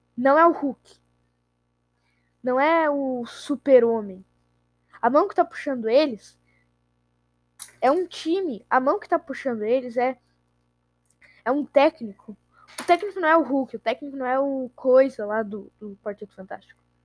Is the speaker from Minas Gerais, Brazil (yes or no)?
no; Rio Grande do Sul, Brazil; eu sou gaúcho